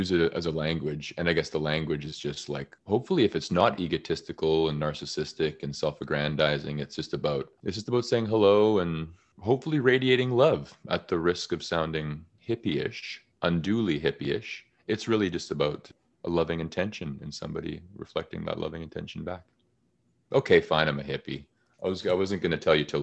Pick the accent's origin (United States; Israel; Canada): Canada; I'm very Canadian